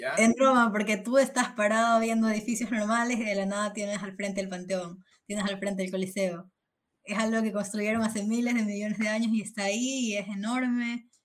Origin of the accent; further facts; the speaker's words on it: Ecuador; moved away as an adult; now in Spain; soy de Ecuador